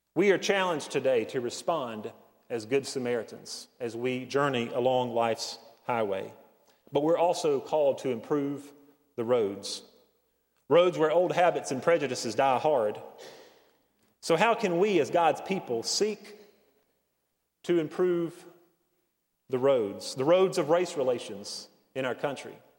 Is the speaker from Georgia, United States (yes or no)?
no; Hendersonville, North Carolina, United States; I grew up in Hendersonville, uh, it's not the, the deep mountains, but it is the foothills of the mountains